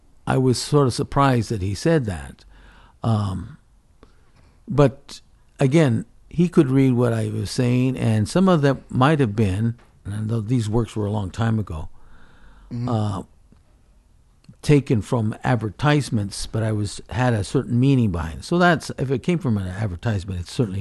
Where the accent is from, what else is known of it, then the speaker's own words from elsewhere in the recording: Toyota, Aichi, Japan; also born or lived in Alaska; International Center in Nagoya, and they always had the shows there, so I always participated in that. And then my hometown of Toyota, where they world headquarters for the car, they had their city shows, and I always show there.